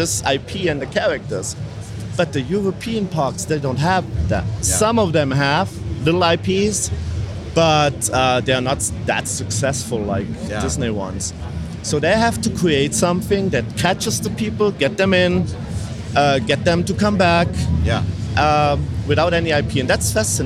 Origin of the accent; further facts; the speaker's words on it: Germany; I'm from Germany